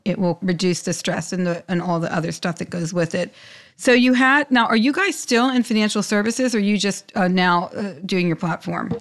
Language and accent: English; Pittsburgh, Pennsylvania, United States; moved away; also born or lived in New York; I'm from Pittsburgh